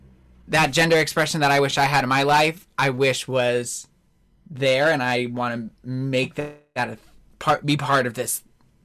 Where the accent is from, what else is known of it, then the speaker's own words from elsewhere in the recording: Naples, Campania, Italy; And then I remembered I'm from Naples, so I couldn't use that one.